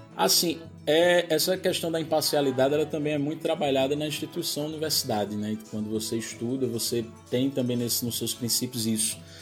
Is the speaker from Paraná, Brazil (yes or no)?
no; Surubim, Pernambuco, Brazil; accent: mix of Pernambuco and Paraíba; moved away as an adult; also born or lived in Recife / Campina Grande; now in João Pessoa, Brazil; Sou de Surubim, Surubim, Agreste de Pernambuco, mesma região.